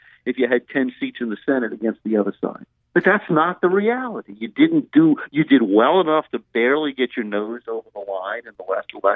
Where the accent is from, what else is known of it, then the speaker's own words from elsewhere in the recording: Louisiana, United States; I come from Louisiana